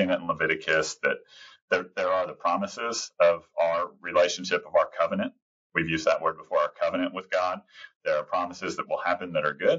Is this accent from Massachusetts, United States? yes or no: no; Texas, United States; I'm a Texan